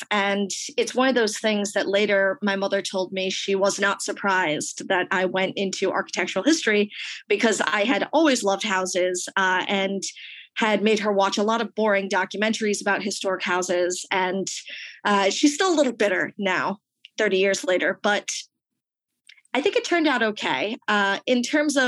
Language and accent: English; Rhode Island, United States; I am originally from Rhode Island, the small state. So I grew up in the Northeast